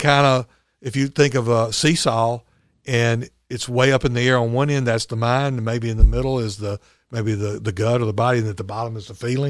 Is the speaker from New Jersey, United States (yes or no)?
no; Chelsea, Alabama, United States; Well, I'm from Chelsea.